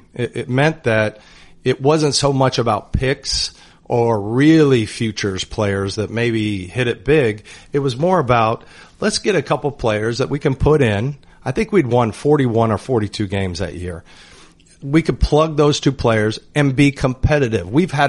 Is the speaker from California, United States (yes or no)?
no; Indiana, United States; I'm from Indiana and I'm walking around town.